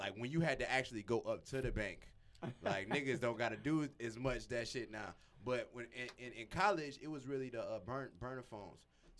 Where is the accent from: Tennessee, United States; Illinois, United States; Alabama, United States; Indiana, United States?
Illinois, United States; Chicago; I'm from the East Side.